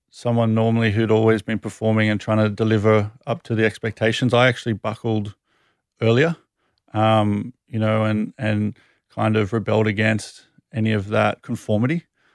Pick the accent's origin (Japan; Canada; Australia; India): Australia; Sydney, New South Wales; also born or lived in United Kingdom; Sydney, born and raised.